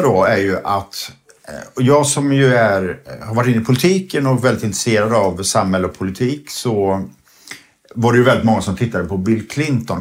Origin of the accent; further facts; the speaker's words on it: Sweden; vi svenskar